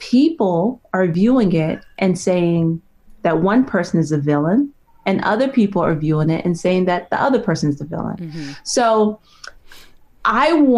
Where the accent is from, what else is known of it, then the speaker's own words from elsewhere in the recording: New York, United States; I grew up in New York